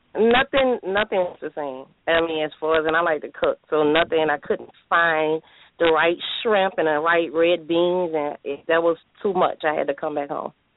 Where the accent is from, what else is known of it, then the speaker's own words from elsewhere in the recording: New Orleans, Louisiana, United States; I'm from New Orleans, Louisiana, born and raised.